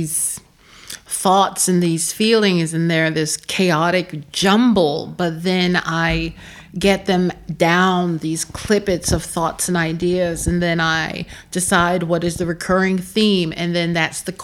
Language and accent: English; Philadelphia, Pennsylvania, United States; moved away as an adult; now in Prague, Czech Republic; I'm not from the Delta. I'm from Philadelphia